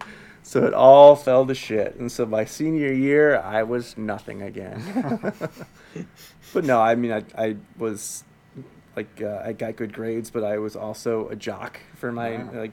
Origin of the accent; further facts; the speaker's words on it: Dundee, Illinois, United States; also born or lived in Kirkland, Illinois; I grew up out in Dundee, where I live now